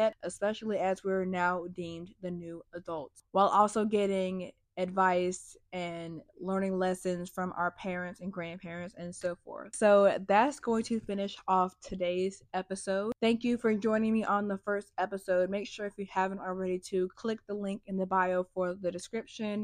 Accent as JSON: {"language": "English", "region": "North Carolina", "country": "United States", "tie": "born or raised there", "said": "I'm from North Carolina, unfortunately. I'm from a state where we just have a lot of cookouts and Bojangles. I was raised in a suburban slash rural country"}